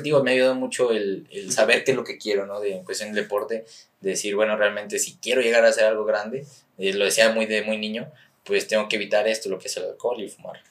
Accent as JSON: {"language": "Spanish", "region": "San Luis Potosí", "country": "Mexico", "said": "soy de la capital, que soy potosino"}